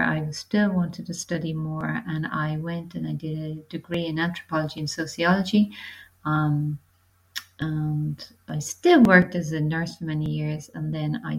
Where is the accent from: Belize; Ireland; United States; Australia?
Ireland; moved away as an adult; also born or lived in London, United Kingdom; now in Portugal; I'm from Ireland. I'm currently living in Portugal.